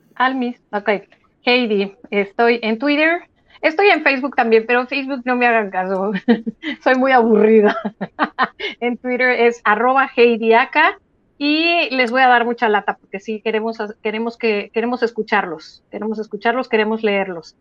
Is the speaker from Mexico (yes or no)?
yes; Mexico; como mexicanas